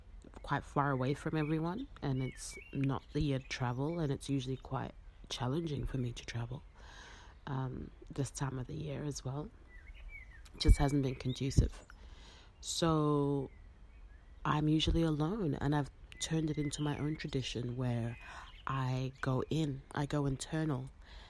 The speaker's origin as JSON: {"language": "English", "region": "Harare", "country": "Zimbabwe", "tie": "born or raised there", "moved": "yes", "lives_now": "Melbourne, Australia"}